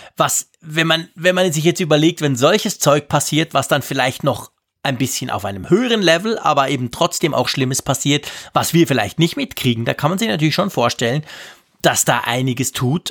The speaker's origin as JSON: {"language": "German", "country": "Switzerland", "said": "bei uns in der Schweiz"}